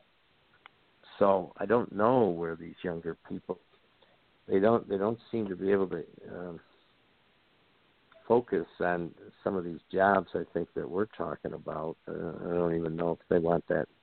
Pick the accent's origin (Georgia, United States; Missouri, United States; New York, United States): New York, United States; When I grew up in the New York State education, you had a local diploma and a regents diploma